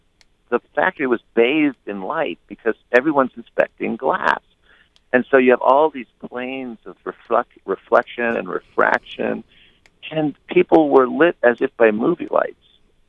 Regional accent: Dayton, Ohio, United States; we are from Dayton, Ohio. We live there. We're very proud to be from Dayton, Ohio.

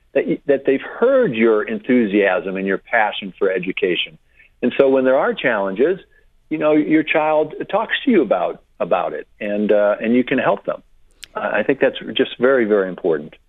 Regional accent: Westport, Connecticut, United States; moved away as an adult; I grew up in Westport

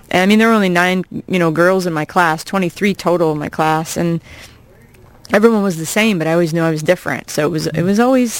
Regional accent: Iowa, United States; moved away as an adult; I grew up in Iowa, and uh, I'm 40. I've uh, I've actually been away from Iowa for half of my life

